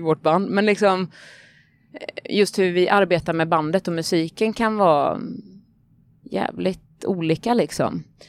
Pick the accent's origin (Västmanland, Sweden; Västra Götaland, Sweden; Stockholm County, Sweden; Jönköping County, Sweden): Jönköping County, Sweden; Vetlanda; moved away as an adult; now in Gothenburg, Sweden; Jag kommer från Småland. Från, ja, jag vet inte var flytt, jag flyttade från Vetlanda flyttade jag ifrån, för jag hade precis gått ut gymnasiet då